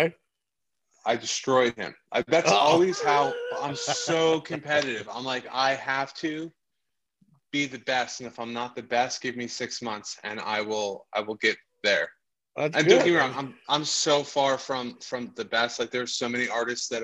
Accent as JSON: {"language": "English", "area": "Hudson Valley", "region": "upstate New York", "country": "United States", "tie": "born or raised there", "also_born_or_lived": "Bronx, New York / California", "lives_now": "New York City, United States", "said": "I was born in the Bronx. I grew up in upstate New York."}